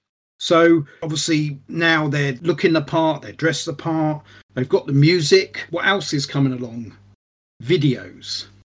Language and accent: English; London, United Kingdom; We're from London, hence the Blitz Club.